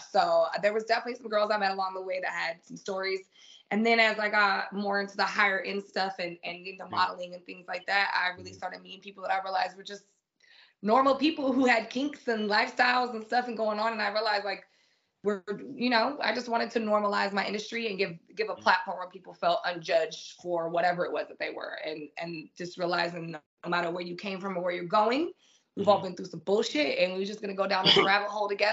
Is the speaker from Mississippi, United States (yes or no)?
no; San Diego, California, United States; also born or lived in England; I come from a very urban neighborhood. I come from Southeast San Diego